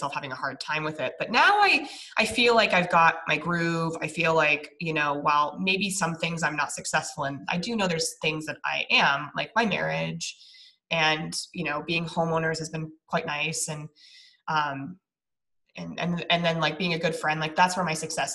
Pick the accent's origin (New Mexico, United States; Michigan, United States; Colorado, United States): Colorado, United States; Niwot; moved away as an adult; also born or lived in Longmont, Colorado; now in San Diego, United States; she and I are both from this tiny little town in Colorado between Longmont and Boulder off of the 119 called Niwot.